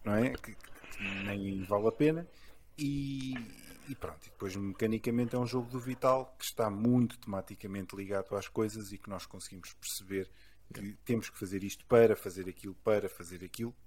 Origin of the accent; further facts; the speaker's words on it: Lisbon, Portugal; eu nasci em Lisboa